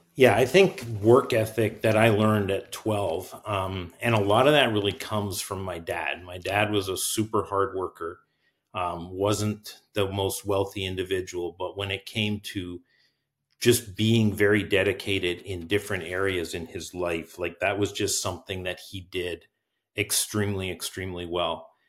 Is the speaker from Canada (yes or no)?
yes; Canada; now in Marysville, United States; I'm actually Canadian as well